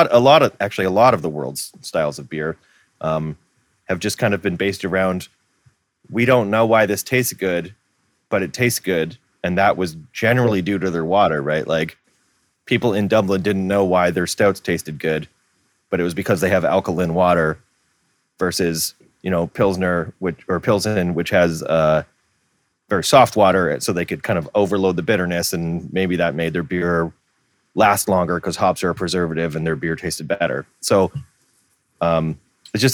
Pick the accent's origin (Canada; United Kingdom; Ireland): Canada; Milton, Ontario; also born or lived in Hamilton; growing up in Milton